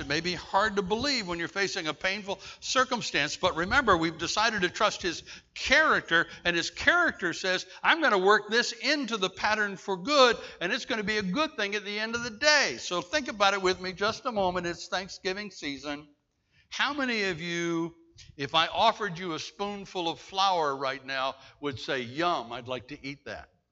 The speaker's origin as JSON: {"language": "English", "town": "Bladenboro", "region": "North Carolina", "country": "United States", "tie": "born or raised there", "said": "I'm a kid from Bladenboro, North Carolina"}